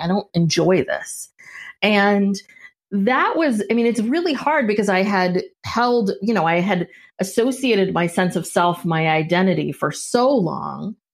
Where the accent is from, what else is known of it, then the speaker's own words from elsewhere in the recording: San Francisco Bay Area, California, United States; also born or lived in Los Angeles; I'm from the San Francisco Bay Area. I'm a Northern California kid.